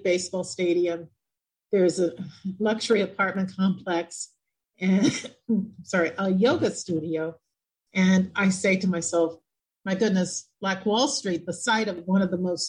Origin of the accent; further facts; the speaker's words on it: Oklahoma, United States; moved away; I am from Oklahoma. I was born in Oklahoma